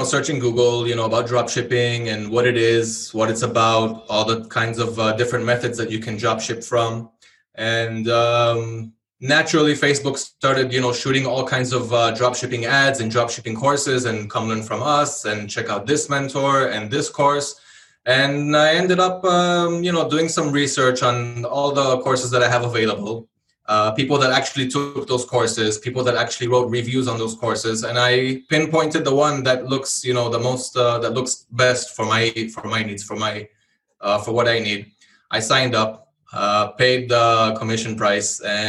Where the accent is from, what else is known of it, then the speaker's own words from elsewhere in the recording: Israel; English is a second language; also born or lived in Hawaii; So I'm from Israel. I was born in Israel, but I lived in Hawaii for over 10 years. I'm guessing that's also where I got my English from. After that, I moved back to Israel